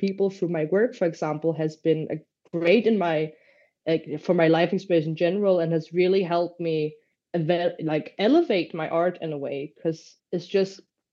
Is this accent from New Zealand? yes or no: no; Luxembourg; now in Denmark; where I grew up in Luxembourg, it's very different country from Denmark